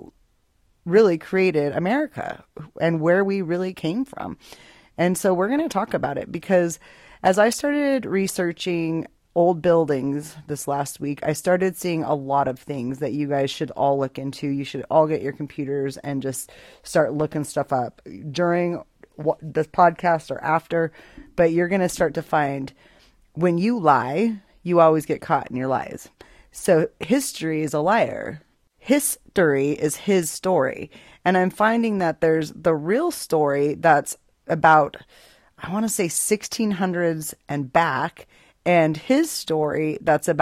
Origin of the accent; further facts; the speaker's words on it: Boise, Idaho, United States; I am from Boise, Idaho, born and raised there